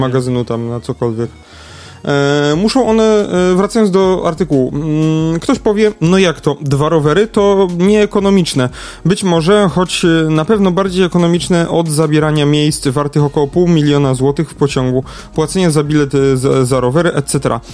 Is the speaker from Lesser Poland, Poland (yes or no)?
yes; Lesser Poland, Poland; tu u nas w Małopolsce